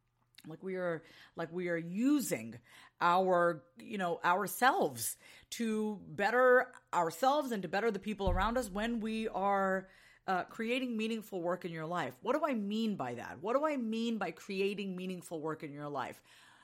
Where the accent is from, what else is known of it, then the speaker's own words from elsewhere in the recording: New York, United States; now in Austin, United States; Reminds me of being back, you know, living in the East Coast, being a New Yorker, and actually seeing the seasons change from, you know, spring to summer to fall and winter.